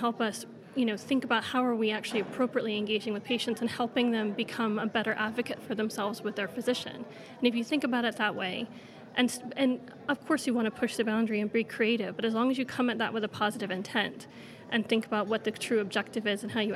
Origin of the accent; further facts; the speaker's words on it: United States; moved away as an adult; now in United Kingdom; I'm American, and you know, coming from a country where there's a lot of a looser regulation